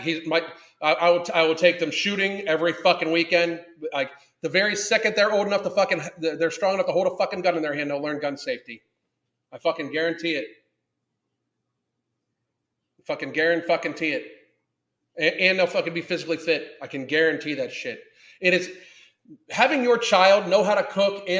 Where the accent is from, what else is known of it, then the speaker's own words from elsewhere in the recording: Southwestern Pennsylvania, United States; I grew up in Southwestern PA